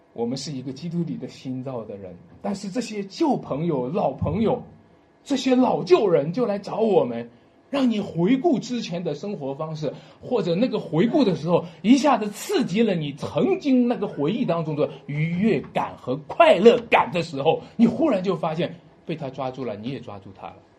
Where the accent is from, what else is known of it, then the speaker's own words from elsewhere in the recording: Shanxi, China; 我们山西人是被叫做老仙儿的